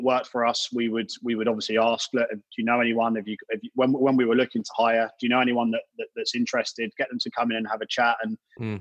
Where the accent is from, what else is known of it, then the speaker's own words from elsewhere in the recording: Brighton, South East England, United Kingdom; I'm from Brighton, so I knew a lot of people in Brighton